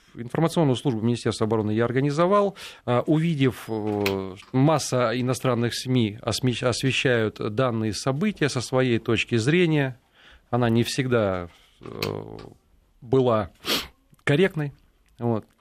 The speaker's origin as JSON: {"language": "Russian", "region": "Saint Petersburg", "country": "Russia", "also_born_or_lived": "Ukraine", "said": "я из Санкт-Петербурга"}